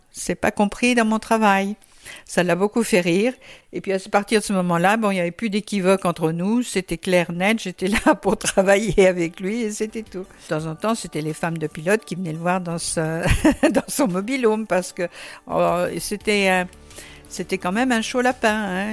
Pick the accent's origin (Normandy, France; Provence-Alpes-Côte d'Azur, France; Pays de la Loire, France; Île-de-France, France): Pays de la Loire, France; Le Mans; nous on est du Mans